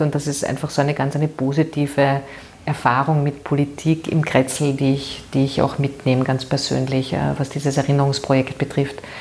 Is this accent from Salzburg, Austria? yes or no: no; Vienna, Austria; ich bin eine Währingerin ähm, und äh, sehr glücklich, eine Währingerin zu sein und hier geboren zu sein. Ich bin ähm, in der Gänzkasse aufgewachsen